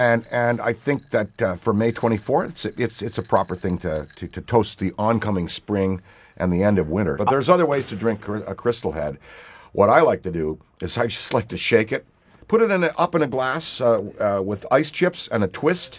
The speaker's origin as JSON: {"language": "English", "town": "Ottawa", "region": "Ontario", "country": "Canada", "tie": "born or raised there", "said": "I was born on July 1st in Ottawa, Ontario, Canada"}